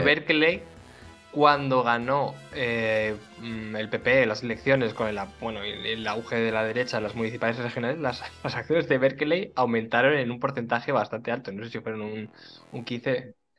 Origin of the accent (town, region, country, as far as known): Spain